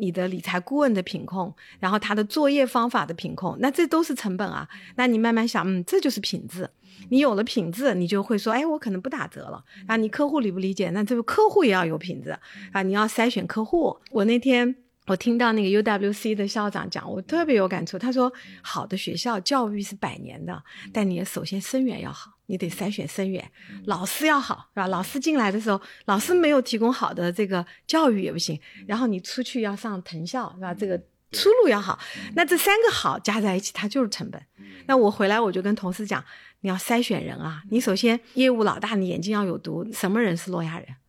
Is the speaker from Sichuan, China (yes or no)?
yes; Chengdu, Sichuan, China; 我是在成都长大的